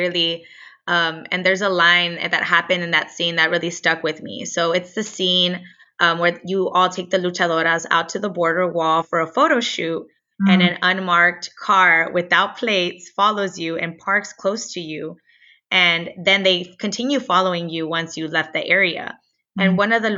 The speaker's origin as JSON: {"language": "English", "area": "USA side", "region": "Texas-Mexico border", "country": "United States", "tie": "born or raised there", "said": "I grew up on the Texas-Mexico border and I lived on the USA side."}